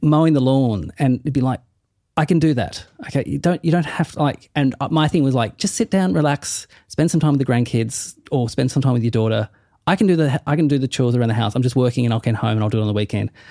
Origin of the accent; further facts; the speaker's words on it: Tasmania, Australia; moved away as an adult; now in Melbourne, Australia; I say I'm from Tassie